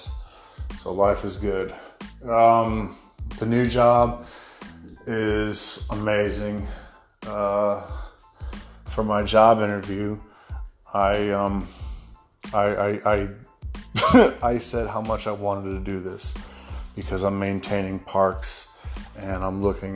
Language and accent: English; United States; accent: American; now in Australia; my American accent